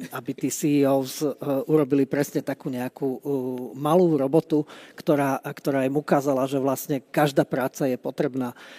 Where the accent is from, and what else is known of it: Slovakia